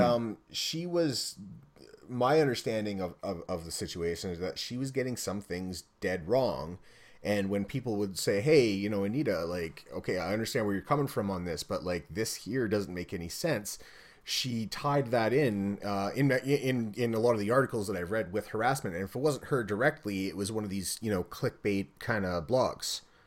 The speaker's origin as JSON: {"language": "English", "country": "Canada", "said": "I'm Canadian"}